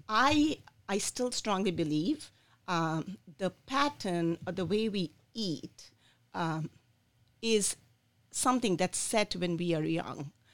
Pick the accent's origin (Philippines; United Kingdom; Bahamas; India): India; moved away as an adult; also born or lived in Michigan, United States; now in Lansing, United States; I was born in India. I came here when I was 24 years old